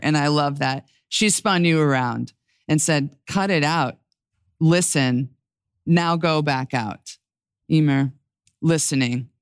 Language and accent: English; New York, United States; as a New Yorker